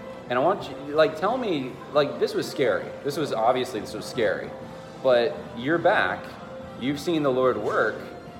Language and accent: English; California, United States; born there; I was born in Southern California.